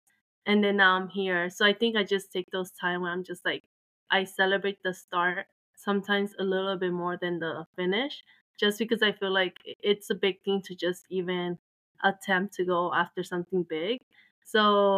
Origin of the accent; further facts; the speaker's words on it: El Salvador; I was born in Salvador